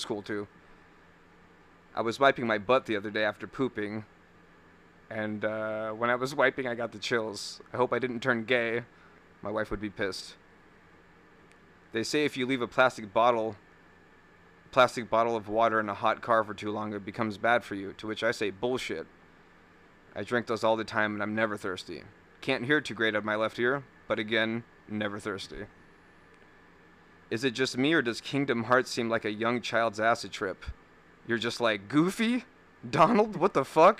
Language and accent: English; California, United States; moved away as an adult; now in Wisconsin, United States; We're from California